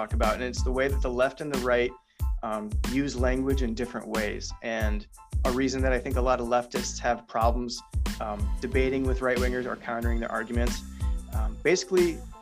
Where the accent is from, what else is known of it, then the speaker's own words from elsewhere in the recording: Illinois, United States; I'm from Illinois